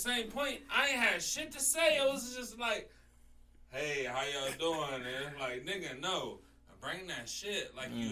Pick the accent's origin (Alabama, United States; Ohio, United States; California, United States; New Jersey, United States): Ohio, United States; Ohio's own